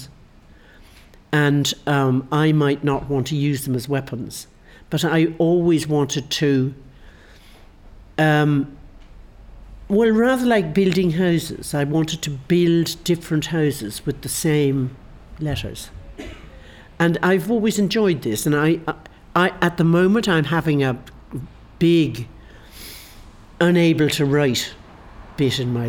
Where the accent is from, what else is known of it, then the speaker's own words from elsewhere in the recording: Ireland; moved away as an adult; I'm Irish